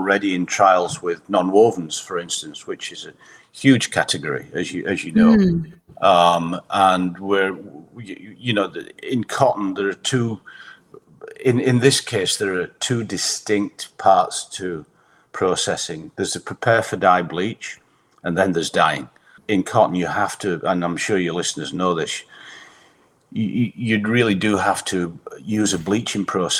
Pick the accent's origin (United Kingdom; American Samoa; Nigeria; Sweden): United Kingdom; Huddersfield, Yorkshire and the Humber; moved away as an adult; also born or lived in Bradford; now in United States; I grew up in Huddersfield